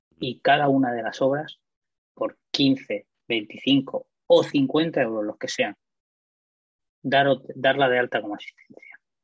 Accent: Murcia, Region of Murcia, Spain; Yo soy de Murcia, mm, resido allí

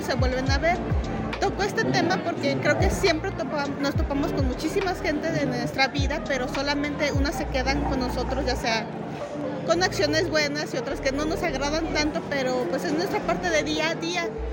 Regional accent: Guadalajara, Jalisco, Mexico; yo soy artista plástica, soy de Guadalajara, Jalisco

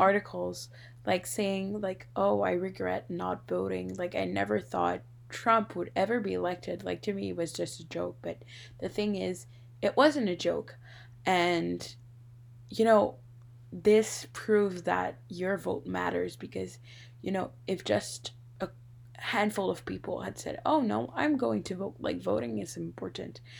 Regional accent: Canada; as a Canadian

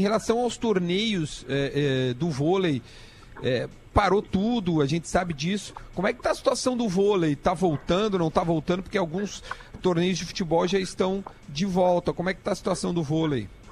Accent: South Region, Brazil; a gente é aqui do sul do Brasil

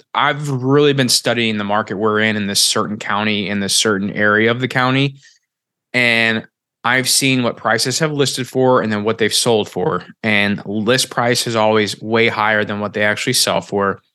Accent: Missouri, United States; moved away; where I came from, I'm from Missouri

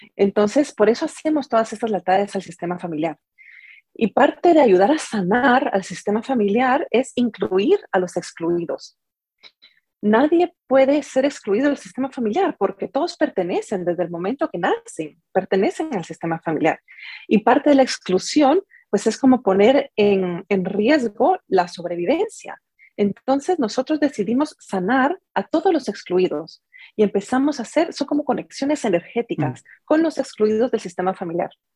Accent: Guatemala; also born or lived in San José, California; now in San Jose, United States; soy de Guatemala. Ahí crecí y en este momento pues estoy viviendo en, en San José, en California

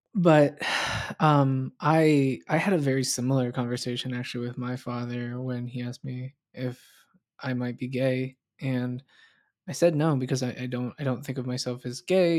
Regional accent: the South, United States; I grew up in the South

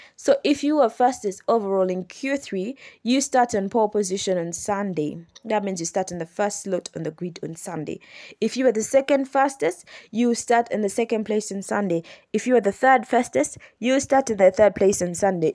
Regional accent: Kampala, Central Region, Uganda; As you know, I am from Uganda. I'm from Kampala, Uganda

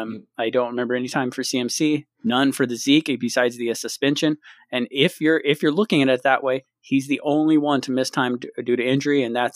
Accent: Central California, United States; We're SinCal. That's what they call us. SinCal.

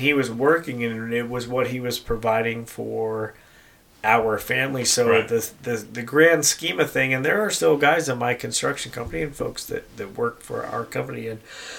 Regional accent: Denver, Colorado, United States; I was born and raised in Colorado.

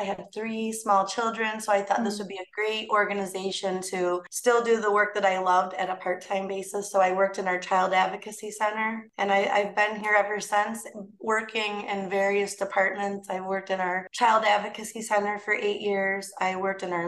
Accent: Binghamton, New York, United States; So I'm also from Binghamton. I was born and raised here. Haven't left.

